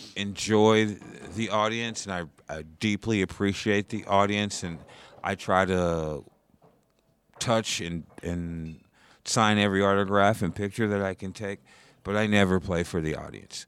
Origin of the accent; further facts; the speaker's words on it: Indiana, United States; also born or lived in Portland, Oregon; now in New York, United States; I'm originally from Indiana.